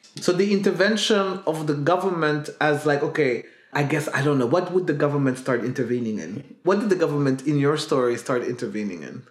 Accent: Burundi; also born or lived in Netherlands; now in Belgium; growing up in Burundi then moving to the Netherlands and then going back to Burundi to live there

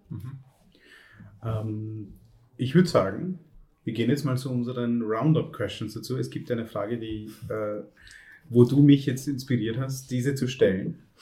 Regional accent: Vienna, Austria; bei uns in Wien

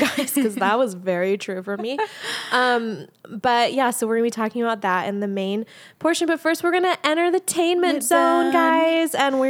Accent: United States; I'm fully American in my obsession with the royal family

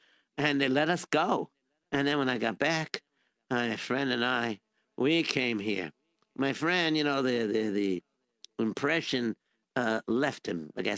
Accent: Israel; born there; I'm Jewish and I was born in Israel.

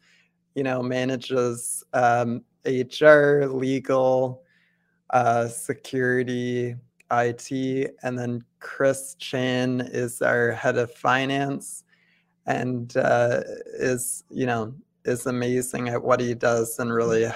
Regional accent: Ottawa, Ontario, Canada; I was born and raised in Ottawa. I went to high school here

